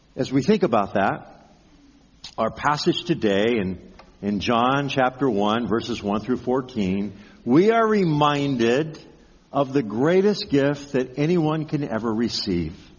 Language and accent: English; Pasadena, California, United States; growing up in the Pasadena area, every year at this time, we'd be preparing for the Rose Bowl